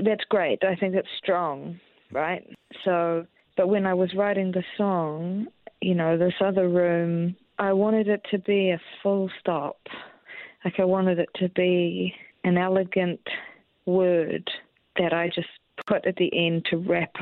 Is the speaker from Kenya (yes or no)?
no; Christchurch, Canterbury, New Zealand; moved away; I'm from Christchurch